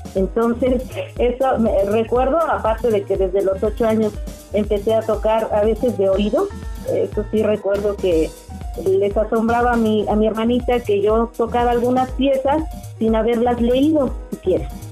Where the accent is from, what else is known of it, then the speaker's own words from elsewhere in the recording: Mexico City, Mexico; Yo nací en la Ciudad de México